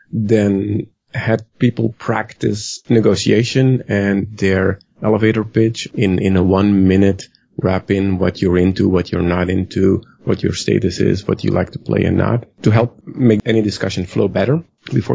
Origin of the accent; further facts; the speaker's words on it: West Virginia, United States; accent: West Virginian; my West Virginian accent.